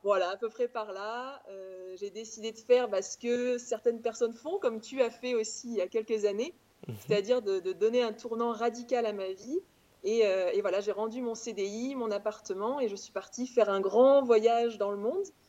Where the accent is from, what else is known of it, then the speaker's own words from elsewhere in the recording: Auvergne-Rhône-Alpes, France; moved away as an adult; also born or lived in Clermont-Ferrand / Paris; je viens d'Auvergne, j'ai grandi en Auvergne, j'ai fait mes études euh, en Auvergne, à Clermont-Ferrand.